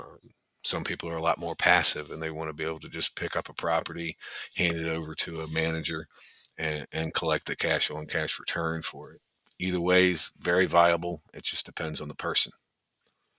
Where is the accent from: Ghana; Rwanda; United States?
United States; Richmond, Virginia; now in Morgantown, United States; I was originally from Richmond, Virginia